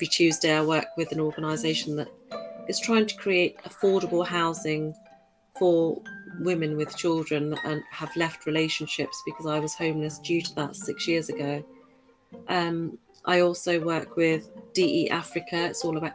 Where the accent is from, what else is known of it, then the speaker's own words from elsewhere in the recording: United Kingdom; also born or lived in Birmingham; born and raised in the United Kingdom